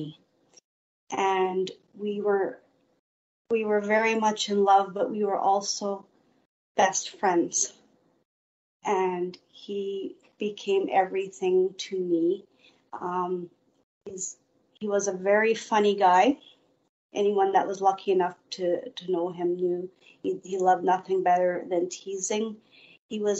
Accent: Winnipeg, Manitoba, Canada; also born or lived in Steinbach, Manitoba; I was about 9, we moved to Winnipeg

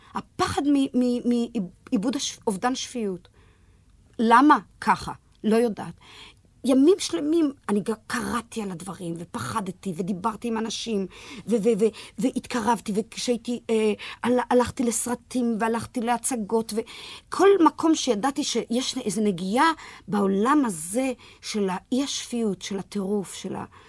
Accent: Petah Tikva, Central District, Israel; ילידת פתח תקווה, ילידת 1939

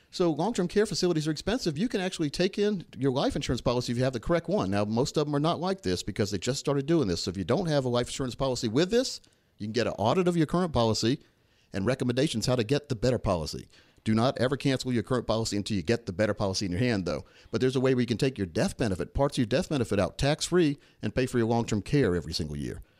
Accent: Laurinburg, North Carolina, United States; when I grew up back in Laurenburg, North Carolina

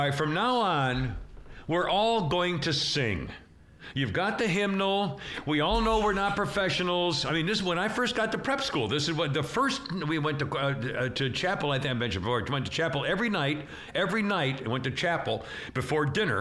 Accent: Illinois, United States; moved away as an adult; now in Roswell, United States; I'm from Illinois

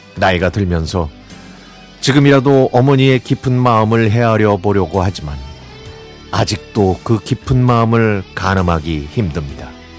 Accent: Incheon, South Korea; now in Paju, South Korea; 제 고향인 검단이 생각납니다.

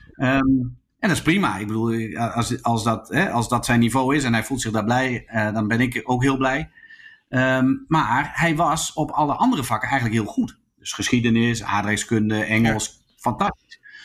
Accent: Zwolle, Overijssel, Netherlands; also born or lived in Groningen; Zwolle, waar ik vandaan kwam

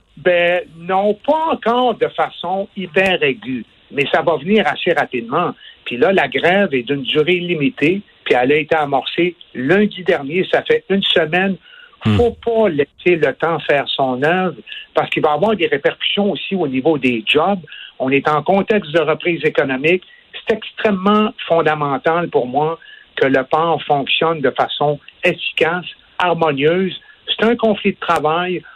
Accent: Quebec, Canada; ici, chez nous au Québec

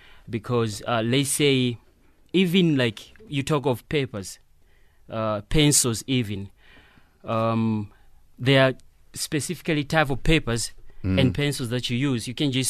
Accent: Malawi; now in Johannesburg, South Africa; Originally, I'm from Malawi.

